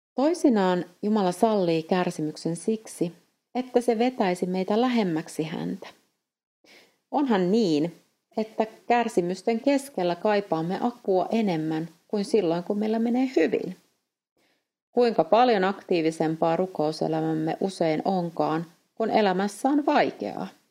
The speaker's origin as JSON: {"language": "Finnish", "country": "Finland", "moved": "as an adult", "lives_now": "Eastern Europe", "said": "olen Suomesta"}